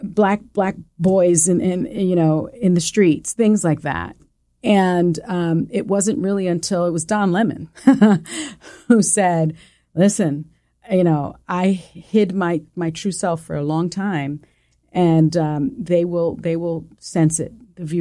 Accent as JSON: {"language": "English", "town": "New York City", "region": "New York", "country": "United States", "accent": "Puerto Rican", "first_language": "es", "said": "I'm a kid from the South Bronx. And I have a little bit of a, you know, Spanish is my first language. So I had a little bit of like a Puerto Rican, like a little, you know, twang"}